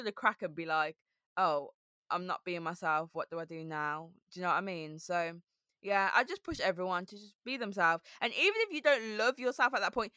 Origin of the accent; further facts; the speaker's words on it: Birmingham, West Midlands, United Kingdom; accent: Brummy; moved away as an adult; also born or lived in Harrow; now in London, United Kingdom; I've got a Brummy accent, I've got a lisp. And it's about me saying that I'm from Birmingham